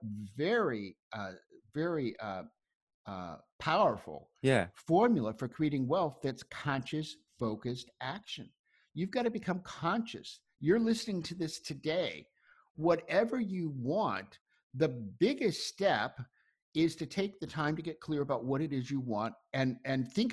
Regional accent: Ocklawaha, Florida, United States; moved away; I grew up in a little town called Oklawaha

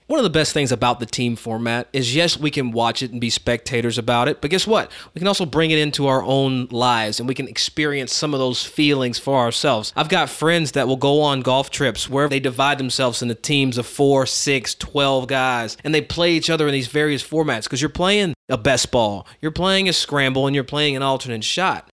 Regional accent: United States; as an American growing up here

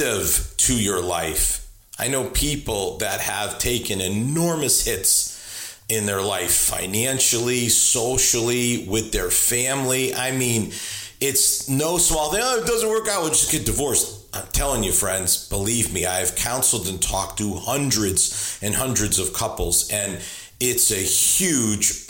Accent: New England, United States; moved away as an adult; now in Richmond, United States; I'm originally from New England. I have spent the last 30 years of my life, just hit 30 years, in Richmond, Virginia.

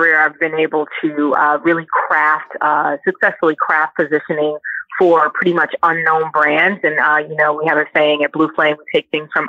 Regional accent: Brooklyn, New York, United States; Well, I am from Brooklyn, New York.

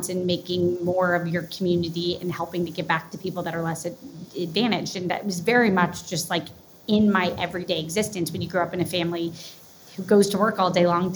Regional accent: Jacksonville, Florida, United States; also born or lived in Madisonville, Kentucky; I was born in Kentucky, Madisonville, and then moved to Jacksonville, Florida when I was 8 months old. So I'm really in my heart a Floridian

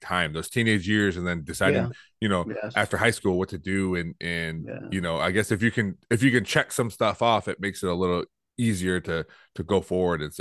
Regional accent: Toledo, Ohio, United States; I grew up in Toledo also, right down the street from Rogers High School

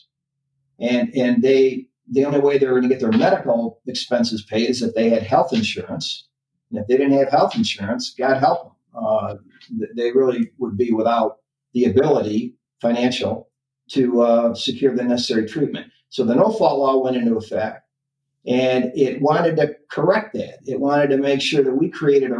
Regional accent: Lansing, Michigan, United States; I grew up in Lansing, Michigan.

